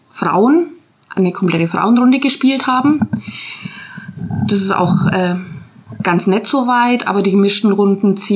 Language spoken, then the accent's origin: German; Nürtingen, Baden-Württemberg, Germany; Wir sind aus Nürtingen, ja.